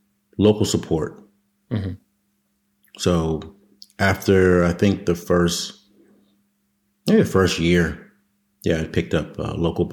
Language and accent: English; Waldorf, Maryland, United States; moved away as an adult; I grew up in Waldorf, Maryland